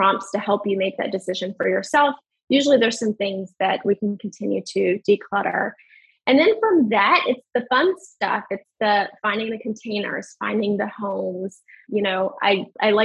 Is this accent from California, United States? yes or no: no; Western Kentucky, United States; moved away; I'm from Western Kentucky